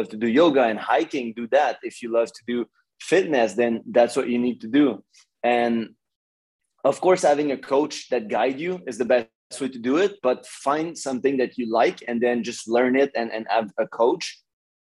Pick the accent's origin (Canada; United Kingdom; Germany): Canada; Montreal, Quebec; moved away as an adult; now in Los Angeles, United States; I'm from Canada, in Montreal, like Montreal, Canada.